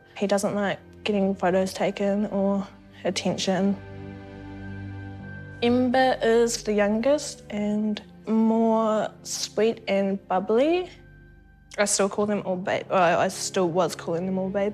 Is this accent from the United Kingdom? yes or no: no; Waikato, New Zealand; I was born in Waikato